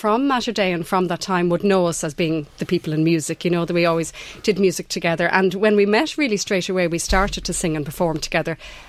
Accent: Dublin, Leinster, Ireland; also born or lived in Rome, Italy; now in Ashbourne, Ireland; I'm from actually North Strand in Dublin originally.

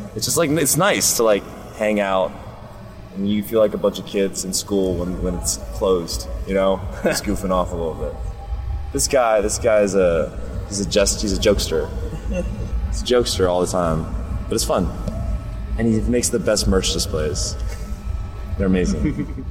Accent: Memphis, Tennessee, United States; I grew up in Memphis, Tennessee, so I have a lot of Southern influence

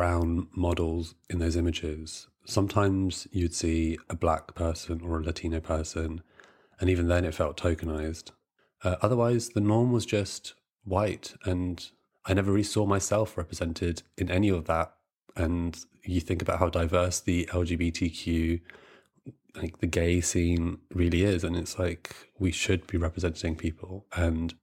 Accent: Brighton, South East England, United Kingdom; moved away as an adult; also born or lived in London; I grew up in Brighton, so I would walk down St. James Street

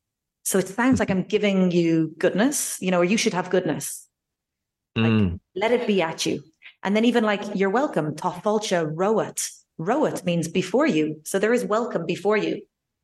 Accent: Ireland; also born or lived in Basque Country; Like, no, we're Irish. Like, let's be proud of all our history, everything that's been built in our little island.

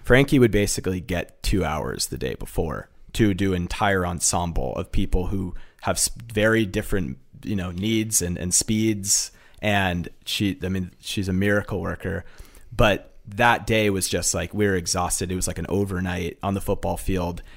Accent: Massachusetts, United States; also born or lived in Fairfield, Connecticut; I grew up in Massachusetts

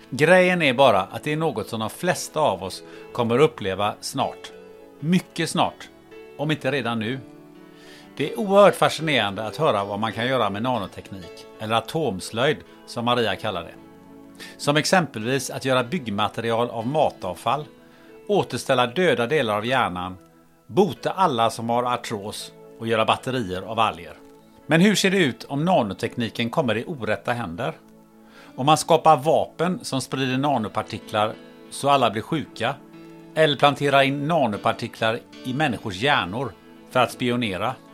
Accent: Gothenburg, Västra Götaland, Sweden; Men jag är ju från Göteborg

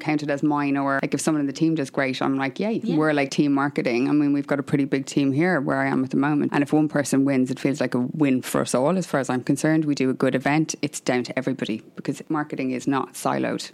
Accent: Ireland; I'm Irish

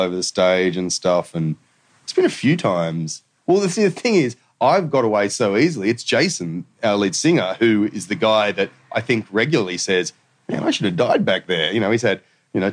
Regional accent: the Shire, New South Wales, Australia; I was from the Shire

